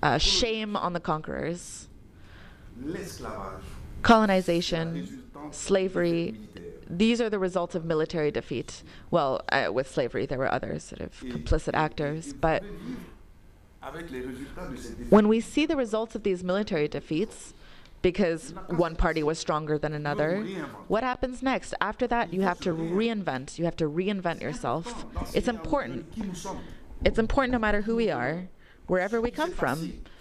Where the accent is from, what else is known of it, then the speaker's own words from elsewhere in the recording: Cameroon; I'm from Cameroon. I have benefited from a fellowship at Cameroonian University.